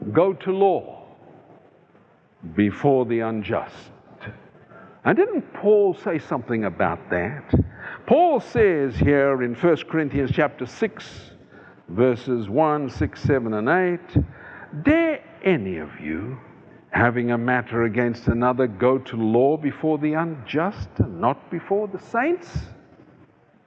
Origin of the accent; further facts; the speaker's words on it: South Africa; moved away; I come from South Africa.